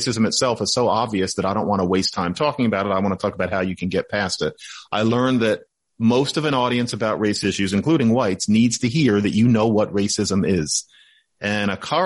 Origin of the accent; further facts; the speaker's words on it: United States; I'm from the United States.